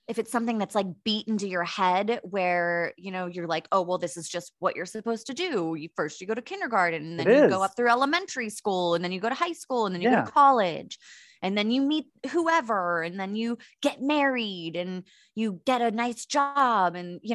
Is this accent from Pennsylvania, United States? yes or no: yes; Pittsburgh, Pennsylvania, United States; born or raised there; now in San Diego, United States